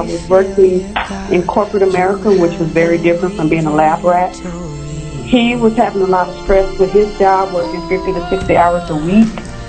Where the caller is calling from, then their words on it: Arlington, Texas, United States; I'm calling from Arlington, Texas.